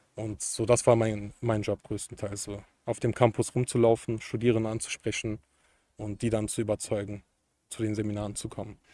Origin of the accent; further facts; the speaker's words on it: Cologne area, North Rhine-Westphalia, Germany; Ich komme aus Umgebung Köln